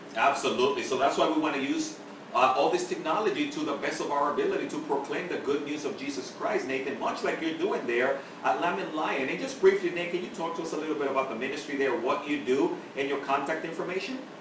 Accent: Dominican Republic; moved away; I'm originally from the Dominican Republic

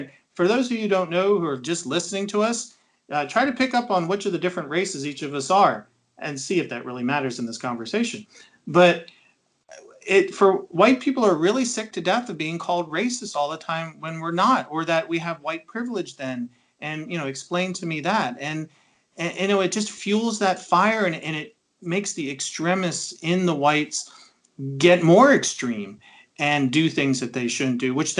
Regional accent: Knoxville, Tennessee, United States; I grew up always in a multi-ethnic area. All my friends were multi-ethnic. My best friend was Black. My girlfriend was Iranian. We lived in TVA area in Knoxville

